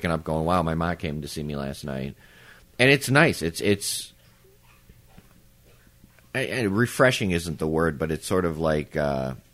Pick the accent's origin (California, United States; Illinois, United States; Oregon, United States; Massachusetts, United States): Illinois, United States; Palos; we're back where I grew up in Palos at the house in Palos